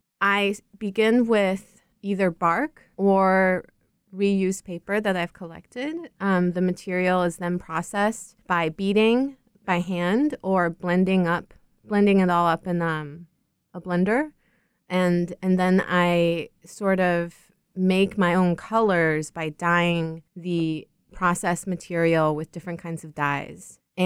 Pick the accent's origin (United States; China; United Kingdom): China; because I grew up in China in a metropolis, and it was very difficult to experience or understand scale within a city that had very little negative space.